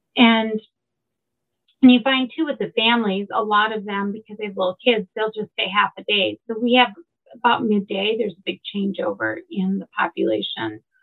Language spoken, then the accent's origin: English; Valparaiso, Indiana, United States; moved away as an adult; now in Chicago, United States; I grew up in Valparaiso, not too far away